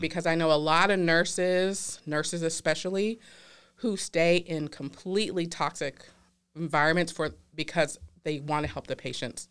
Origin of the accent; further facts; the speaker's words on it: the South, United States; I'm from the South, my family grew up in Louisiana